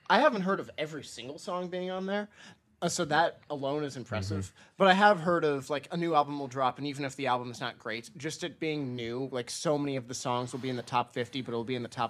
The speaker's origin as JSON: {"language": "English", "region": "California", "country": "United States", "tie": "born or raised there", "said": "even though I grew up in California"}